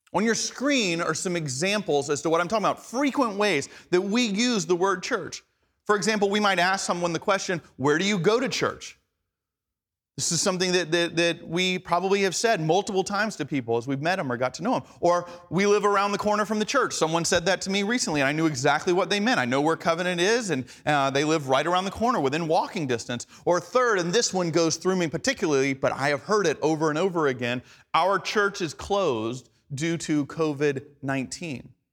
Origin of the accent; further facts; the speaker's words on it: Atlanta, Georgia, United States; first language English; the English I grew up speaking in Atlanta, Georgia